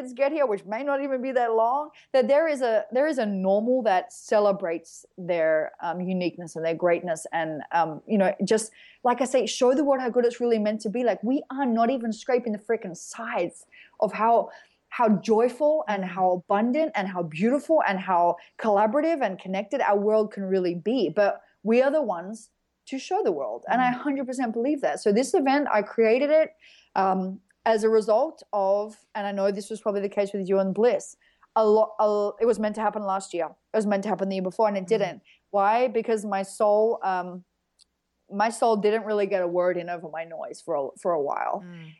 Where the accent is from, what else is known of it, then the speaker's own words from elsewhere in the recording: Australia; because I'm Australian